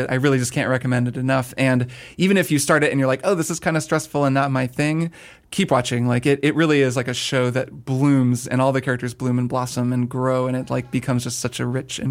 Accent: Indiana, United States; I grew up in Indiana

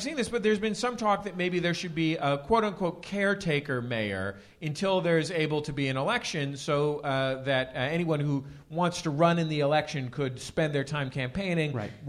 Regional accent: San Francisco, California, United States; born or raised there; moved away

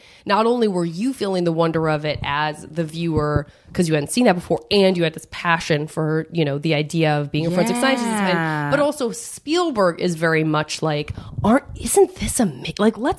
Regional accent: Tucson, Arizona, United States; I'm from Tucson, Arizona, and there's definitely a black population there

